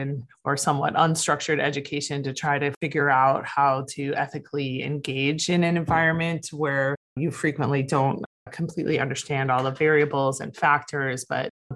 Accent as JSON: {"language": "English", "town": "Toledo", "region": "Ohio", "country": "United States", "tie": "born or raised there", "moved": "yes", "lives_now": "San Diego, United States", "said": "I grew up in Toledo, Ohio"}